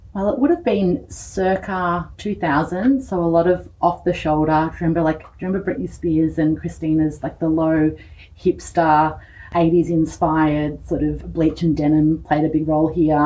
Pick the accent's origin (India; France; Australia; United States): Australia; East Gippsland, Victoria; moved away as an adult; I grew up here. Uh, I went to the Sarsfield Primary School